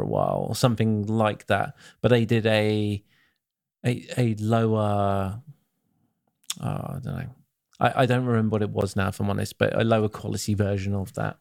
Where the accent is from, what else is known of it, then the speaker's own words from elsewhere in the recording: England, United Kingdom; I'm English